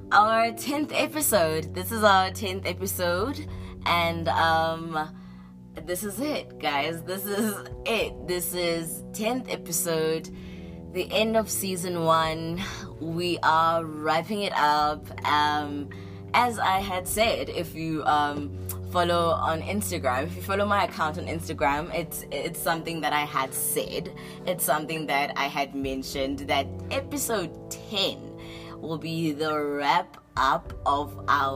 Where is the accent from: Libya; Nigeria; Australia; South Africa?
South Africa; that's my people. That's me. I'm South African